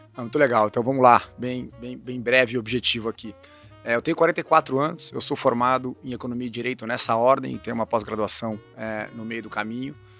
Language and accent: Portuguese; Campinas, São Paulo, Brazil; eu cresci em Campinas